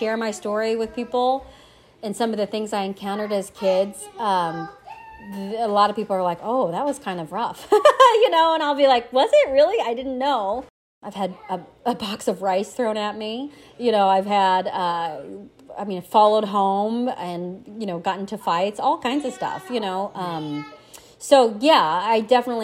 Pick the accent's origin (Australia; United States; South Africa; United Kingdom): United States; Missouri; also born or lived in Korea; now in St. Louis, United States; I grew up in Missouri. I came here from Korea when I was 6 months old. And so I grew up on the other side of the state. I grew up near Kansas City